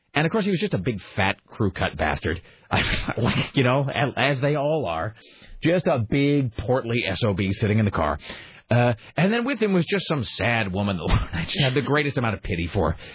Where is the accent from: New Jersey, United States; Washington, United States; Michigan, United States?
Washington, United States; I'm from Washington